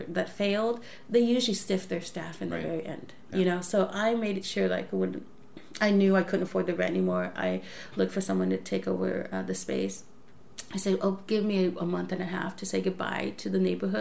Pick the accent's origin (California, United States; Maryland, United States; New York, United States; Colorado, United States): California, United States; Los Angeles; LA, obviously my hometown